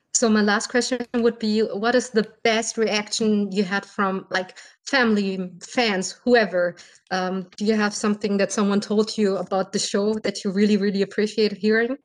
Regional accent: Berlin, Germany; English is a second language; I'm from Berlin, Germany.

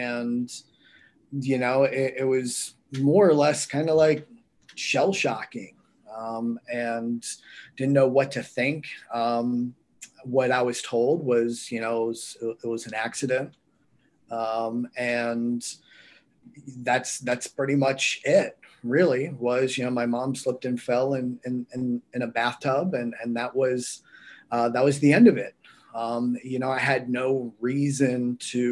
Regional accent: North Carolina, United States; also born or lived in Pittsburgh, Pennsylvania; I was born in right outside Pittsburgh. And then when I was about a year or two old, a family decision was made to move to North Carolina.

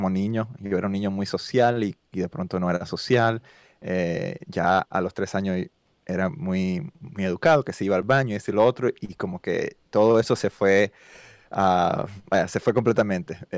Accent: Cuba; born there; Sí, pues eh, nací en Cuba, padre cubano

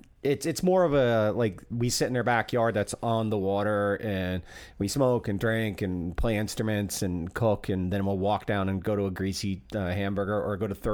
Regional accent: Fort Pierce, Florida, United States; also born or lived in Port St. Lucie; The town I grew up in is a horrible, racist little redneck town. But it was on the ocean. I grew up in Fort Pierce, Port St. Lucie.

